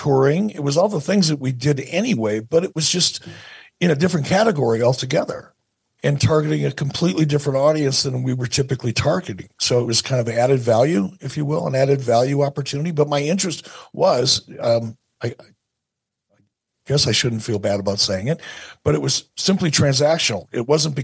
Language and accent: English; Detroit, Michigan, United States; moved away; also born or lived in Pittsburgh / Montana; when I was a kid growing up in Detroit.